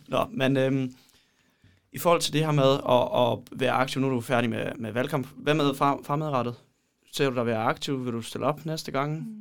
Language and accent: Danish; Poland; now in Denmark; jeg kommer fra Polen